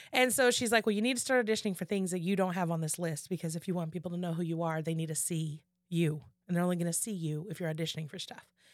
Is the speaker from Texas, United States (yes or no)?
yes; Houston, Texas, United States; I'm from Houston, I'm a Houstonian